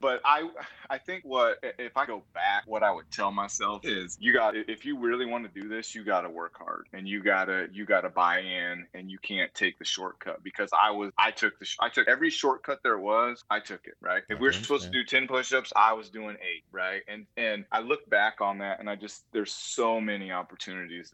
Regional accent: Colorado Springs, Colorado, United States; Born and raised in Colorado Springs, Colorado

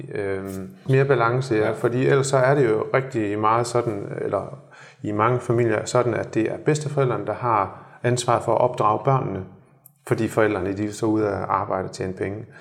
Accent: Denmark; moved away as an adult; now in Shanghai, China

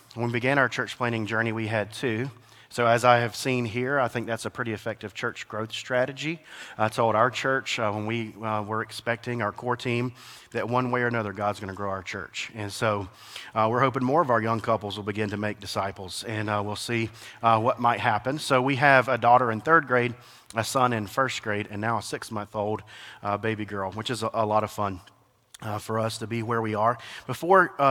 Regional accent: Alabama, United States; now in Atlanta, United States; I am from Alabama

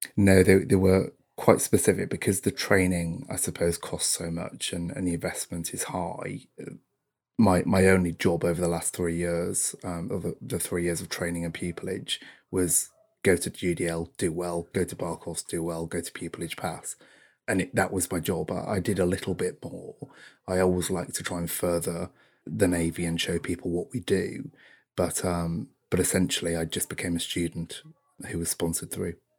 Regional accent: North East England, United Kingdom; I, I come from the North East of England, um, from a fairly humble background, from a, a council estate, in fact

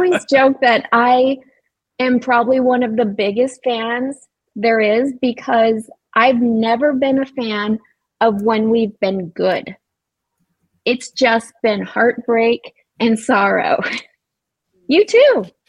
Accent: Arizona, United States; I'm from Arizona. I live here in Phoenix, and I have a cabin up north. And believe it or not, it snows up there. So we're not all just desert.

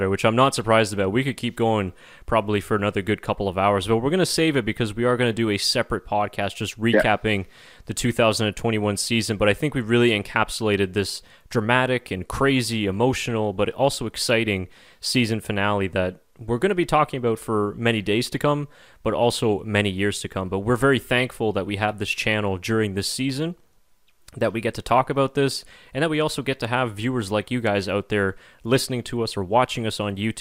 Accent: Canada; we are not Dutch, we are Canadian

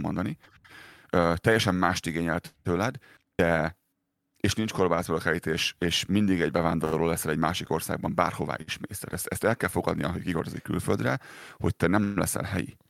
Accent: Pest, Hungary; moved away as an adult; also born or lived in Budapest; now in Calgary, Canada; én Pest mellett nőttem fel nagyon, és ben voltam félig Pesten, félig ott ö, a Pest melletti kisvárosban

